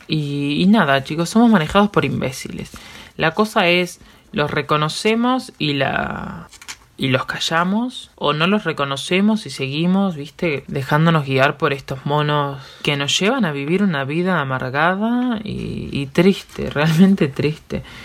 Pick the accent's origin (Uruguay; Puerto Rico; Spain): Uruguay